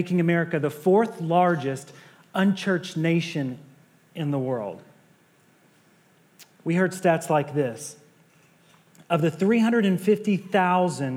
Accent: Nashville, Tennessee, United States; moved away; I'm from Nashville, Tennessee. My wife and I, our family is from Nashville, Tennessee, from the South.

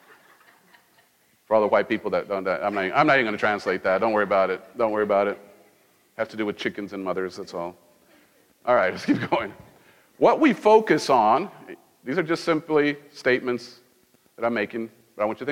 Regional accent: Mexico; moved away; I grew up in Mexico.

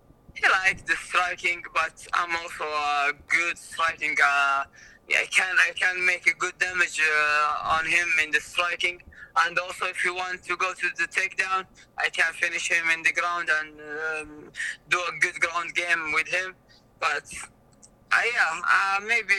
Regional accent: Riyadh, Riyadh Province, Saudi Arabia; in my hometown, it's in Saudi Arabia and Riyadh

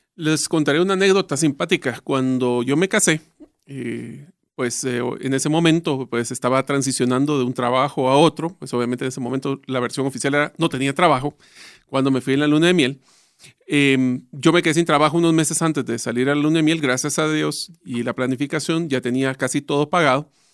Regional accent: Guatemala; Nosotros ya estamos acostumbrados

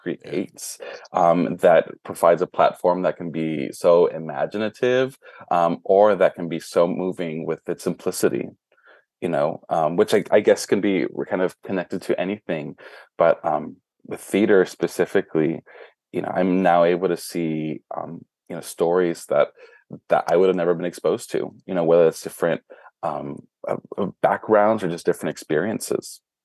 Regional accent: Brownsville, Texas, United States; now in Dallas, United States; was born and raised in Brownsville, Texas

